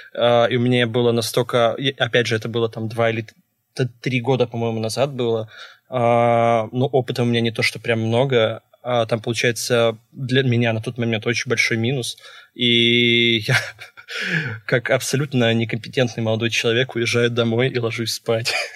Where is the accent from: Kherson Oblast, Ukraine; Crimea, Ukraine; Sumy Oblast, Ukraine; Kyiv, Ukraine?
Kherson Oblast, Ukraine; Kherson; moved away; я вообще родом с Херсона